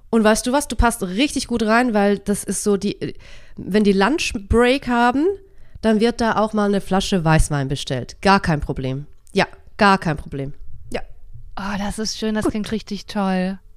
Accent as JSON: {"language": "German", "country": "Switzerland", "said": "ich bin ja Schweizerin"}